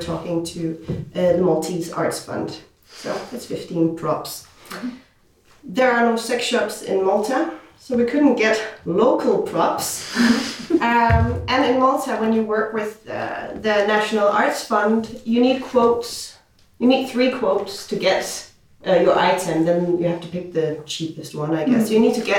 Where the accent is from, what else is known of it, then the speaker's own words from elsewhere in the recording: Denmark; I'm from Denmark